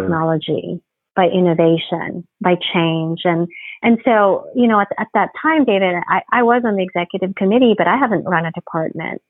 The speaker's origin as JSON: {"language": "English", "country": "Philippines", "tie": "born or raised there", "also_born_or_lived": "Providence, Rhode Island / Japan / New York", "moved": "as an adult", "lives_now": "Houston, United States", "said": "I grew up in the Philippines. I, I actually was born and raised in the Philippines"}